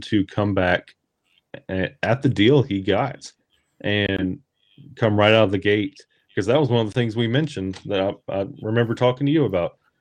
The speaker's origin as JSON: {"language": "English", "region": "Alabama", "country": "United States", "tie": "born or raised there", "said": "born and raised in Alabama"}